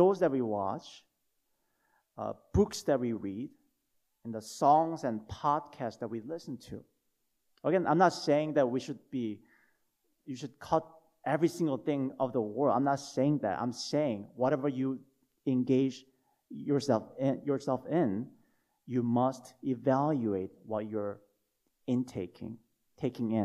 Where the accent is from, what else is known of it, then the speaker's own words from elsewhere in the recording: South Korea; moved away; When I was growing up in Korea, when I was little